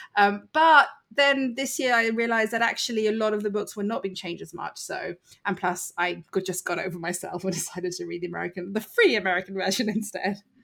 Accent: United Kingdom; accent: British; moved away as an adult; now in United States; as you can hear from my accent, I am actually British. I live in the U S and have lived here for six years

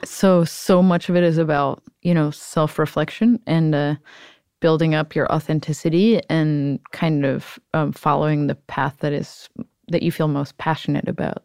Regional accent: Cleveland, Ohio, United States; moved away; I'm from Cleveland, Ohio

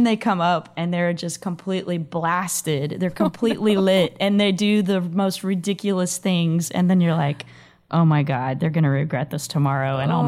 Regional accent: Dallas, Texas, United States; now in Austin, United States; I grew up in the Dallas-Fort Worth area.

